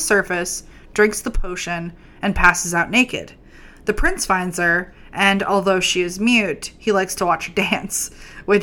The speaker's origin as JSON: {"language": "English", "country": "United States", "said": "I'm American"}